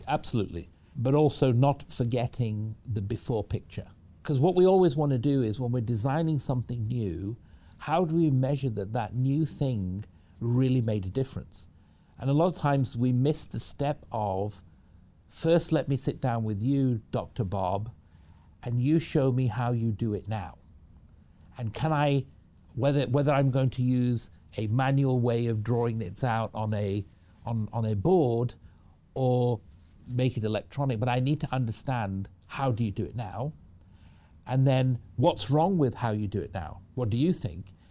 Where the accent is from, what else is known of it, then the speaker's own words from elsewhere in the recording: Manchester, North West England, United Kingdom; moved away as an adult; now in Seattle, United States; I, I was raised in the United Kingdom from Manchester in the UK. That's where I grew up, came over to the US when I was about 18